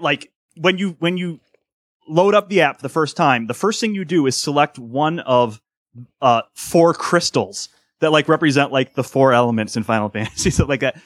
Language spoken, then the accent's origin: English; Cleveland, Ohio, United States; I'm from Ohio, right? So I'm from Cleveland